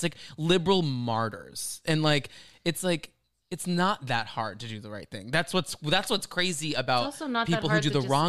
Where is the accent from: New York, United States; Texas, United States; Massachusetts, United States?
Texas, United States; Dallas; from growing up in Dallas